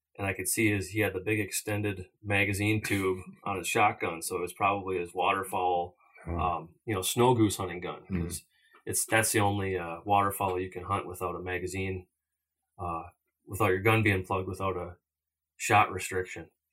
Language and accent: English; Minnesota, United States; growing up in Minnesota and not having traveled out west till a later age